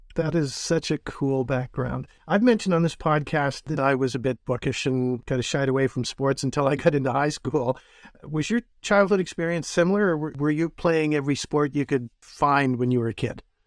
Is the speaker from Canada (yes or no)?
yes; Northern Ontario, Canada; I'm from Northern Ontario as well